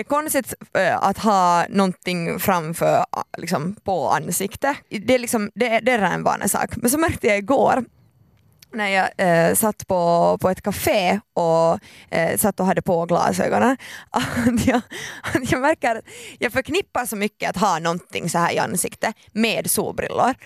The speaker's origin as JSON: {"language": "Swedish", "country": "Finland", "said": "jag är så finländare"}